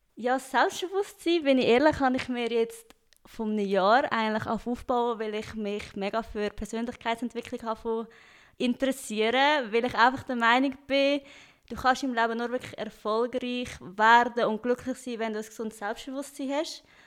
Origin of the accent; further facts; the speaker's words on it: Stans, Nidwalden, Switzerland; accent: Swiss; moved away as an adult; also born or lived in Lucerne; now in Cologne, Germany; als Schweizerin